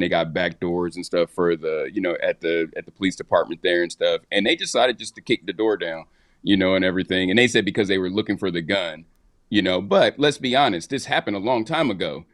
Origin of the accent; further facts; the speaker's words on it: Midwest, United States; I'm from the Midwest